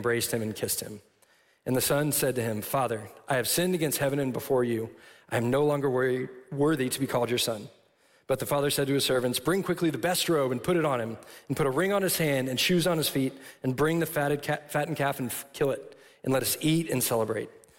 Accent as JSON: {"language": "English", "town": "Austin", "region": "Texas", "country": "United States", "said": "I'm from Austin, so I'm not like a city boy, or I'm not a farm boy"}